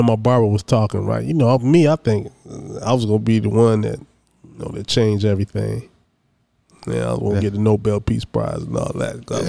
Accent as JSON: {"language": "English", "region": "Midwest", "country": "United States", "tie": "born or raised there", "moved": "yes", "said": "I grew up in the Midwest."}